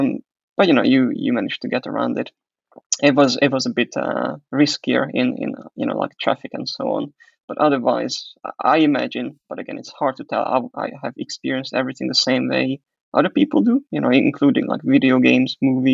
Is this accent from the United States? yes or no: no; Hungary; also born or lived in Croatia; now in England; I don't think I mentioned that I was born in Hungary. That's where I'm originally coming from. And then I had a bit of a period when I lived in Croatia, altogether 8 years.